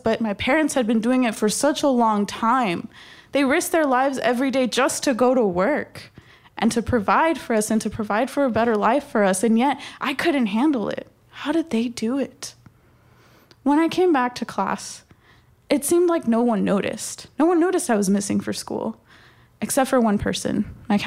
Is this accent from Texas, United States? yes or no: yes; Texas, United States; My parents brought me to this country when I was only 6 months old. And growing up in Texas